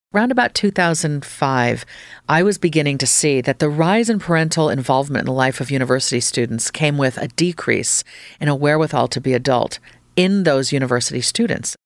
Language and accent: English; Fairfax County, Northern Virginia, United States; moved away; as a kid, I grew up, I've spent four lovely years in Northern Virginia and Fairfax County